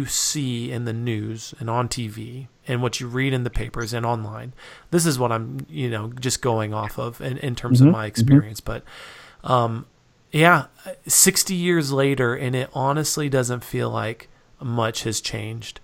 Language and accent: English; Reno, Nevada, United States; now in Utah, United States; I grew up in Reno, Nevada